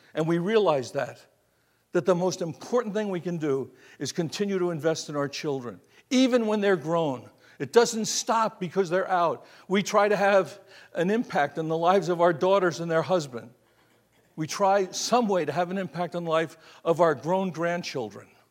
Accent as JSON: {"language": "English", "region": "Florida", "country": "United States", "said": "I'm from Florida. It's a little different there"}